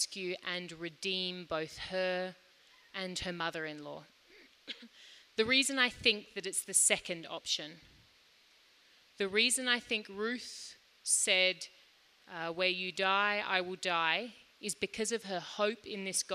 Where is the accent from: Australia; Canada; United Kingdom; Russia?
Australia; now in Lilongwe, Malawi; I grew up in Australia